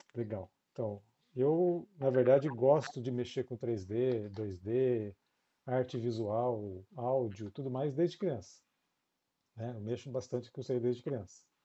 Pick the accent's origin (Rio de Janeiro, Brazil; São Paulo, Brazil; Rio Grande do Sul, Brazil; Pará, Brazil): São Paulo, Brazil; São José dos Campos; now in Jacareí, Brazil; eu morava em São José dos Campos, é onde eu cresci. Eu nasci em São Paulo, mas cresci em São José